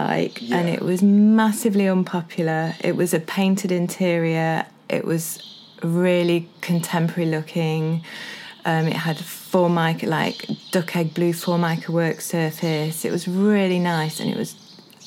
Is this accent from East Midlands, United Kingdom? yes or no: yes; Sandiacre, East Midlands, United Kingdom; also born or lived in London; I was brought up in Sandyacre, which is near here